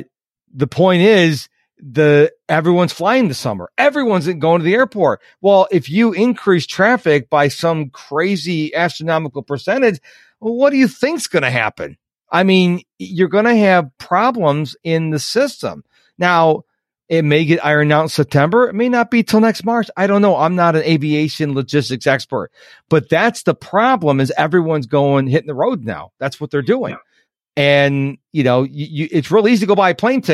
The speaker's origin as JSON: {"language": "English", "town": "Rochester", "country": "United States", "tie": "born or raised there", "moved": "yes", "said": "my hometown of Rochester"}